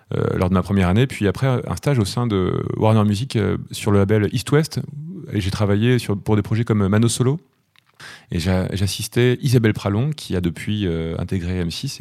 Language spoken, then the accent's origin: French; Normandy, France; je suis né en Normandie.